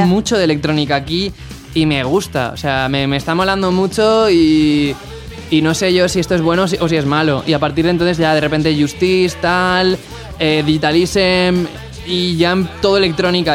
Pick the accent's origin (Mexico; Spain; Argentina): Spain; Valencia, Valencian Community; creciendo en España, yo en mi caso en Valencia